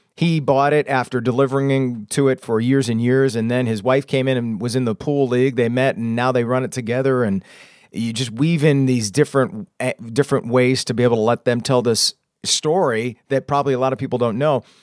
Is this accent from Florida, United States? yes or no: yes; Anna Maria, Florida, United States; moved away as an adult; also born or lived in Lansing, Michigan / DeWitt, Michigan; now in Michigan, United States; I grew up in DeWitt for a couple of years, and then, uh, my mom moved us to Florida in fourth grade. So I grew up in Anne Marie Island, uh, through high school